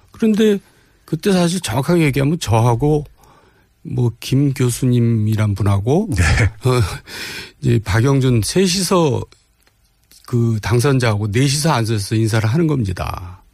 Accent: Jeolla, South Korea; 제 고향이 또 하필 전라도거든요

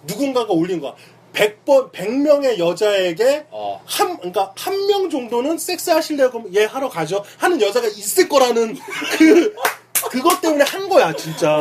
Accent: Seoul, South Korea; now in Itaewon, Seoul, South Korea; 내가 어렸을 때 난 영등포에 살았는데

